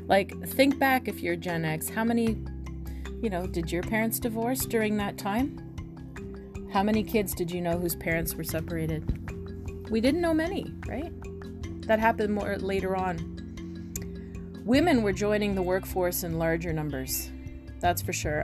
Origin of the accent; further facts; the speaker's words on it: near Toronto, Ontario, Canada; I grew up near Toronto